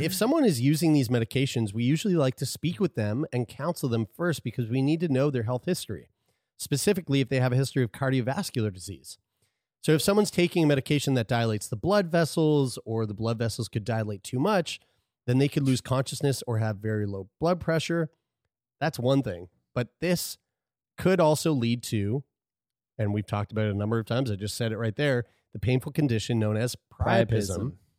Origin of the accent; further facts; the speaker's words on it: Lower Sackville, Nova Scotia, Canada; I'm from Lower Sackville, and this is like this was a pastime when I was growing up.